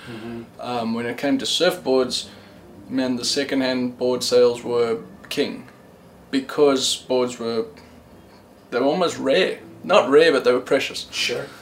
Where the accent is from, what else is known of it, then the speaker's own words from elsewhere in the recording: South Africa; also born or lived in Cape Town; I was born in South Africa.